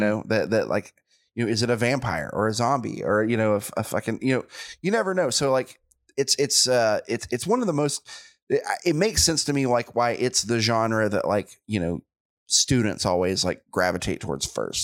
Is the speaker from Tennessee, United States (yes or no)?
yes; Chattanooga, Tennessee, United States; born or raised there